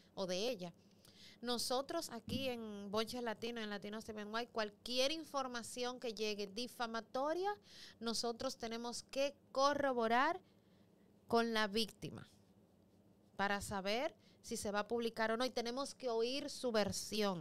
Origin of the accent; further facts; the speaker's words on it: Los Mina, Distrito Nacional, Dominican Republic; soy de los Minas y soy liceísta